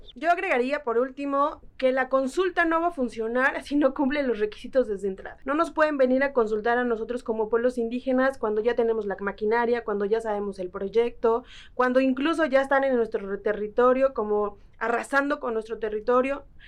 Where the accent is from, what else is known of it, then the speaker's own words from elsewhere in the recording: Lerma, State of Mexico, Mexico; soy de una comunidad indígena otomí que se llama Huitzicilapan en el municipio de Lerma, en el Estado de México